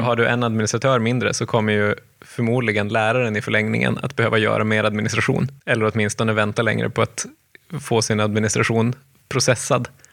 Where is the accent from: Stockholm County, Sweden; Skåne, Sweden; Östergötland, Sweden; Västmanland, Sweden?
Skåne, Sweden; Malmö; När jag växte upp i Oxie på 70-talet